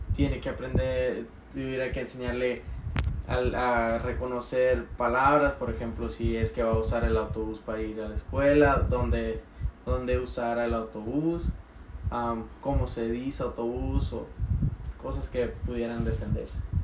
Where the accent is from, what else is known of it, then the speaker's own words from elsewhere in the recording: Cumpas, Sonora, Mexico; yo nací en Cumpa, Sonora